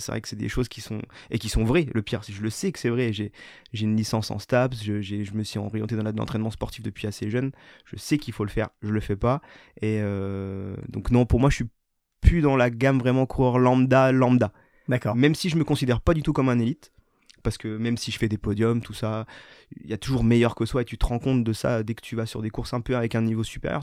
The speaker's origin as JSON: {"language": "French", "town": "Raon-l'Étape", "region": "Grand Est", "country": "France", "tie": "born or raised there", "also_born_or_lived": "Saint-Dié / Nancy", "moved": "as an adult", "lives_now": "Paris, France", "said": "je suis né à Raon, j'ai grandi à Raon"}